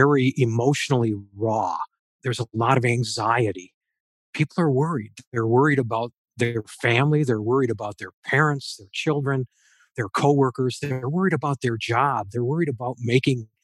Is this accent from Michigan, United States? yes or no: yes; Allen Park, Michigan, United States; I grew up there near the Big Tire in Allen Park, lifelong Detroit resident.